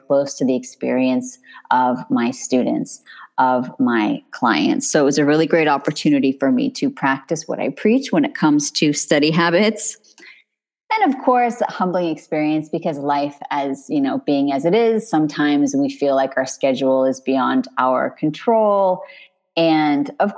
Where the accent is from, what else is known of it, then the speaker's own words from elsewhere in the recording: California, United States; moved away as an adult; now in France; I'm Californian. I have a California driver's license.